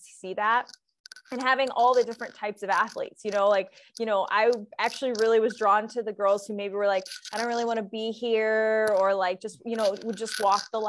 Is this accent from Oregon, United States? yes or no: no; Cincinnati, Ohio, United States; I grew up in Cincinnati, Ohio